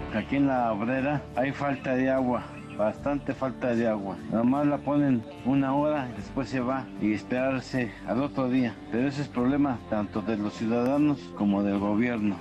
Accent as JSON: {"language": "Spanish", "town": "Chimalhuacán", "region": "State of Mexico", "country": "Mexico", "said": "soy de Chimalhuacán del Estado de México"}